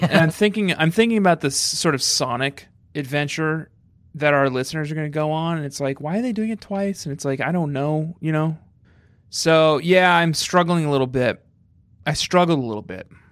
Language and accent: English; Colorado, United States; moved away; also born or lived in New York; growing up in Colorado